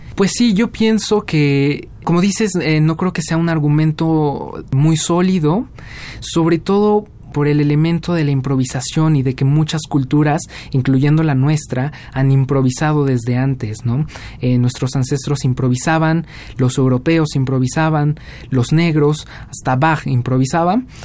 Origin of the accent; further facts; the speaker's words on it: Mexico; first language Spanish; moved away as an adult; also born or lived in Cardiff, Wales; yo soy mexicano